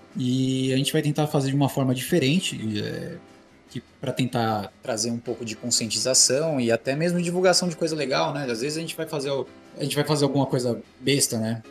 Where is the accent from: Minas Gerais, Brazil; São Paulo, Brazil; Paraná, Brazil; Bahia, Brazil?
São Paulo, Brazil; Tabuão aqui de São Paulo, divisa com Taboão da Serra